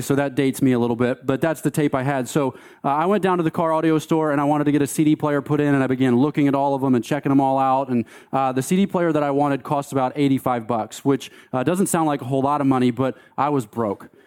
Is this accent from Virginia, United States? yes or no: no; Delaware, United States; moved away as an adult; also born or lived in Fort Collins, Colorado; I grew up in Delaware